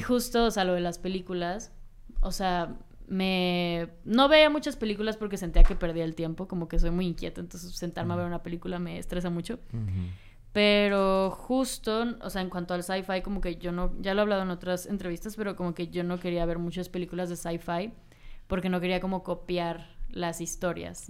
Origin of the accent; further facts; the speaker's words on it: Cancún, Quintana Roo, Mexico; yo soy de Cancún entonces, eh, pues es un pueblo muy chiquito